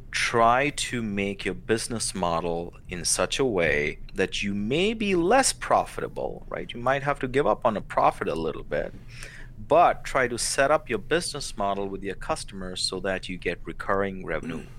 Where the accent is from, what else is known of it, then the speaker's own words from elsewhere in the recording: India; now in United States; being a 17 year old boy, growing up in India, I would look at the stars and you know dream about uh, coming to America